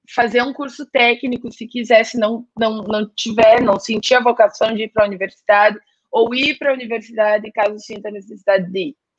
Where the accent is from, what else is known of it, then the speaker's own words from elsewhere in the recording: Gaúcho, Rio Grande do Sul, Brazil; moved away; meu eu e meu, meu marido somos gaúchos